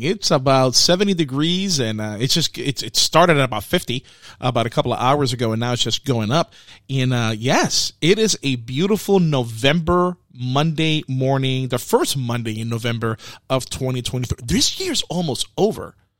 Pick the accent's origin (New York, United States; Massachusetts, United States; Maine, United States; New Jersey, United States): New York, United States; New York City; I'm from the Bronx